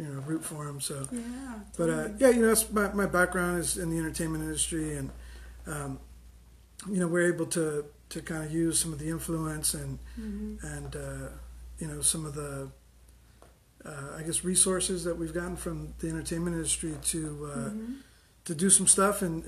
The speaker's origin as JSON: {"language": "English", "town": "San Diego", "region": "California", "country": "United States", "tie": "born or raised there", "said": "we grew up in the South Bay in South San Diego"}